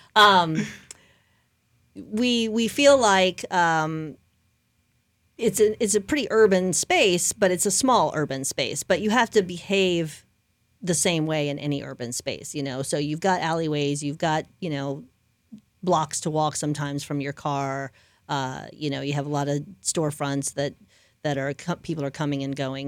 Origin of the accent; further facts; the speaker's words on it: New Orleans, Louisiana, United States; now in Lakeland, United States; I'm from New Orleans